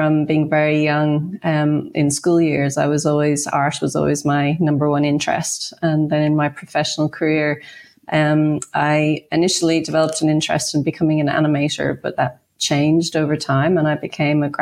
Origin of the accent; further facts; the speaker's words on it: Ireland; now in Australia; I grew up in Ireland